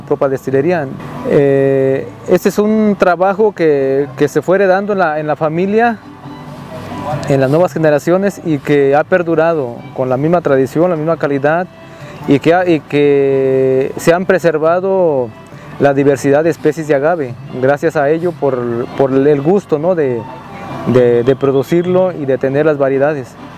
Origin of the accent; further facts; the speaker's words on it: Zapotitlán de Vadillo, Jalisco, Mexico; soy de Zapoitlán de Vadillo, Jalisco